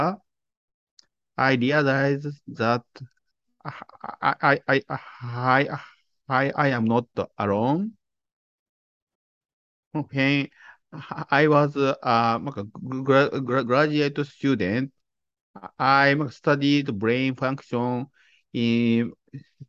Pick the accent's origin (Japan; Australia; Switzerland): Japan; I was born and raised in Japan